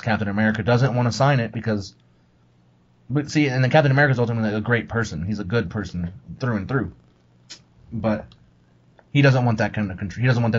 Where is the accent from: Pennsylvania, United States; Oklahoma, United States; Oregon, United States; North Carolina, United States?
Oklahoma, United States; I'm from Oklahoma